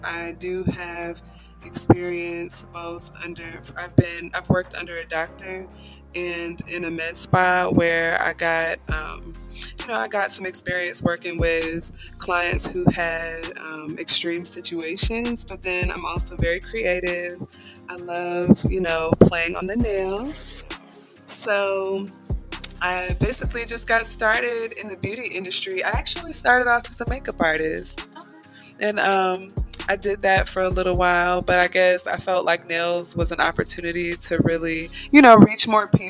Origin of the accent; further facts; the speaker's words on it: Atlanta, Georgia, United States; now in Marietta, United States; And yes, I'm actually from Atlanta, Georgia, and I am in Marietta, so I've been living there at this point for about 5 years.